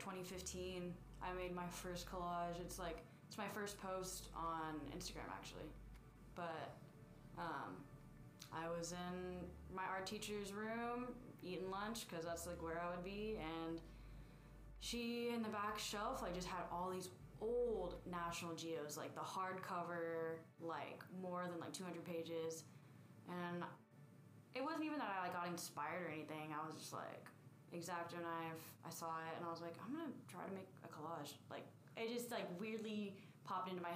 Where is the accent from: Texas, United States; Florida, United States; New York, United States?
Texas, United States; Friendswood; moved away as an adult; also born or lived in Houston, Texas; now in San Antonio, United States; I am originally from Houston. Well, like a little town called Friendswood